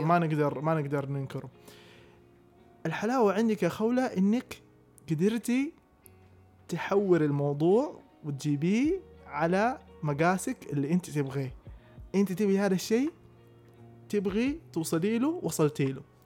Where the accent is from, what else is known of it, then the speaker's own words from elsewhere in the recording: Taif, Makkah Province, Saudi Arabia; moved away as an adult; also born or lived in Jeddah; جيت انا من الطائف فجيت ادرس في جده